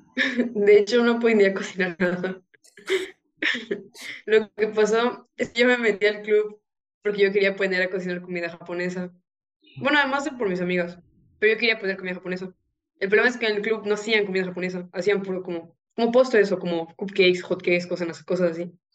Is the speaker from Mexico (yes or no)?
yes; Yucatán, Mexico; yo soy de México, del estado de Yucatán.